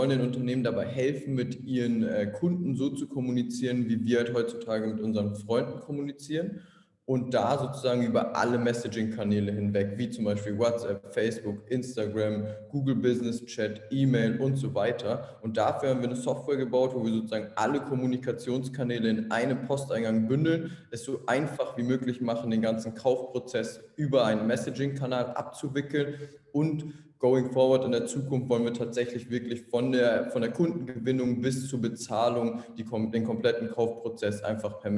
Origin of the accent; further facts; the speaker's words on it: Munich, Bavaria, Germany; moved away as an adult; now in Berlin, Germany; ich komme ursprünglich aus München, bin vor vier Jahren nach Berlin gezogen, ursprünglich mal zum Studieren. War am Anfang schwierig. München, Berlin sind wie zwei unterschiedliche Länder teilweise